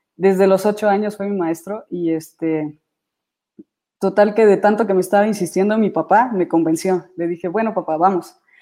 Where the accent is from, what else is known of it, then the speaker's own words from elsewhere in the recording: Querétaro, Mexico; also born or lived in Celaya, Guanajuato; yo nací en la ciudad de, Celaya, Guanajuato, pero mi papá desde, bueno, más bien mi familia, eh, nos mudamos a Querétaro